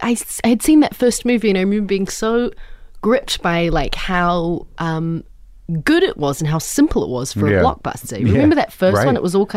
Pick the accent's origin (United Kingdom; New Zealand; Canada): New Zealand; I mean, I'm a troll from New Zealand.